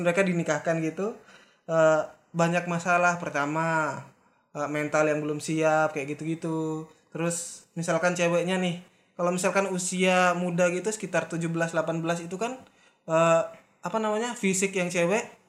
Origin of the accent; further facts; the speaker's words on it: Lombok, West Nusa Tenggara, Indonesia; kita dari Lombok